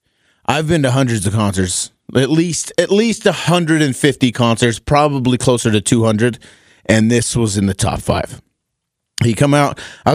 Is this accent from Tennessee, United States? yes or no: no; Helper, Utah, United States; there was a car dealership growing up. I'm from Helper, Utah, and there was a car dealership called Helperado.